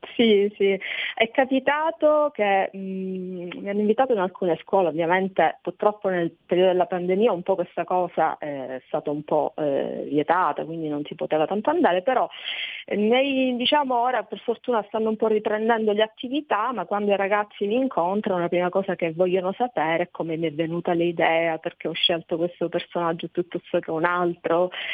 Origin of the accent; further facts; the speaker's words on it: Sicily, Italy; alla mia terra, alla Sicilia